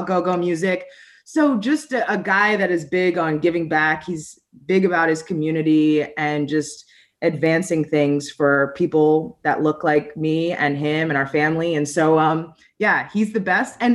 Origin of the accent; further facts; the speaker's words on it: United States; now in Midwest, United States; I grew up right outside of Washington, D.C.